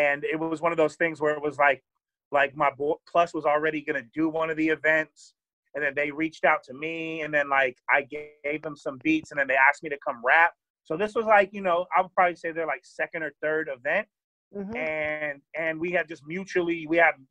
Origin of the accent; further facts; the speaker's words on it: Sacramento, California, United States; I'm from Sacramento. I was living in Sacramento